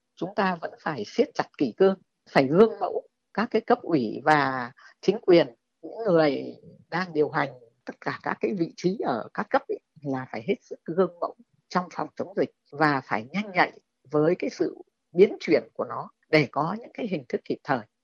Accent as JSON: {"language": "Vietnamese", "country": "Vietnam", "said": "mình là công dân Việt Nam"}